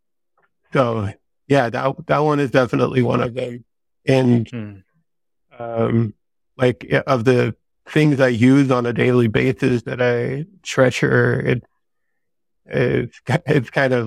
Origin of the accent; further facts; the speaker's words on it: Denmark; also born or lived in San Diego; now in Vermont, United States; there's not a lot of sun up here in Vermont, which I'm used to from Denmark, but we just moved here from San Diego, which is constant sunlight all year long.